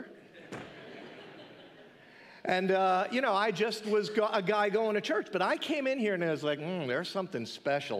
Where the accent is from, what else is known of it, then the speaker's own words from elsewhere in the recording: Mount Olive, United States; I grew up locally to our church. I grew up in Mount Olive